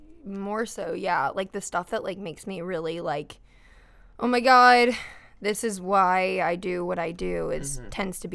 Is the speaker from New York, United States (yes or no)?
no; Cincinnati, Ohio, United States; I grew up in Cincinnati.